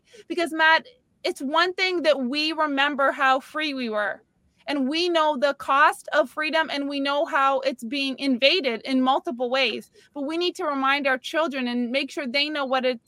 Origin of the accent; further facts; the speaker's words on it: Canada; now in Palm Beach County, United States; I'm Canadian